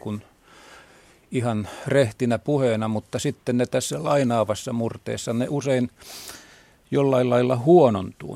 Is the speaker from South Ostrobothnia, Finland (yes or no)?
no; Kotka, Kymenlaakso, Finland; Minä olen Karhulasta kotoisin, niin kuin oli mummonikin